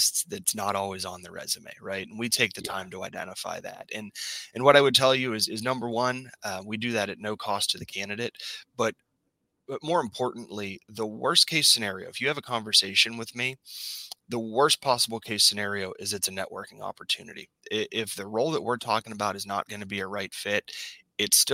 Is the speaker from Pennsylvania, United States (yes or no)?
yes; Pittsburgh, Pennsylvania, United States; I grew up in the Pittsburgh area